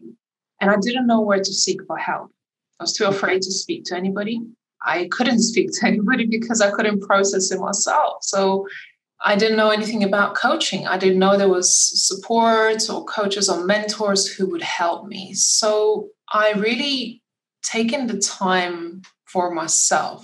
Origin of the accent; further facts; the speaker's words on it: Lithuania; moved away; my home country in Lithuania